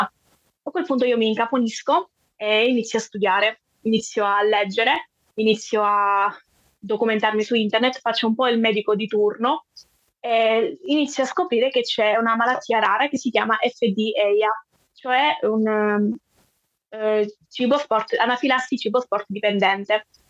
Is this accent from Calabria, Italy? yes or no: yes; Calabria, Italy; sono della Calabria